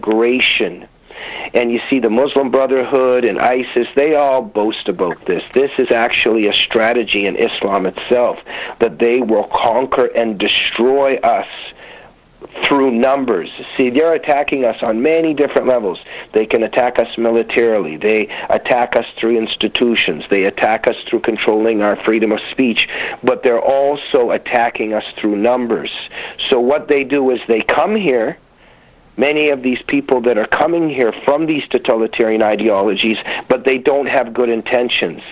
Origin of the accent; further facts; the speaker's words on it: United States; moved away as an adult; also born or lived in Soviet Union; now in Canada; we ended up in America when I was a very little kid, and I grew to love this country